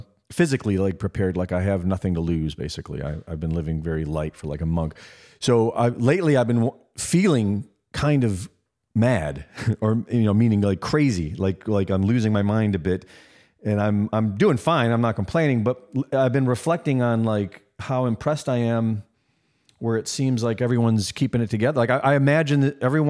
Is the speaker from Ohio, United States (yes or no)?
yes; Cleveland, Ohio, United States; moved away; also born or lived in New York; I grew up in Cleveland, Ohio